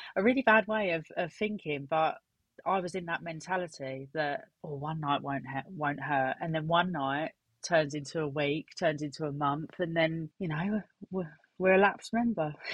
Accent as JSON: {"language": "English", "area": "Essex", "region": "East of England", "country": "United Kingdom", "said": "I am 32 from Essex."}